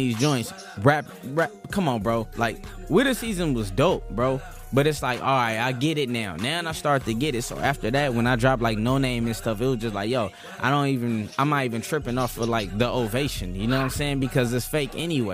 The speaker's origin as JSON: {"language": "English", "region": "West Coast", "country": "United States", "said": "I'm from the West Coast."}